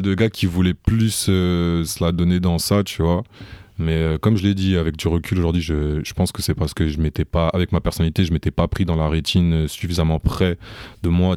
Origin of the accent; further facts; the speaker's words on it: Rouen, Normandy, France; je suis né, j'ai grandi à Rouen